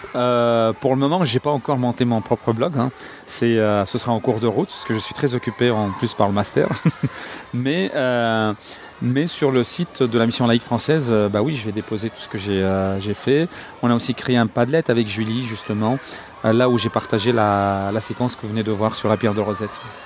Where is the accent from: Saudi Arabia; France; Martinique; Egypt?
Egypt; Cairo, Cairo Governorate; now in Alexandria, Egypt; Je suis né au Caire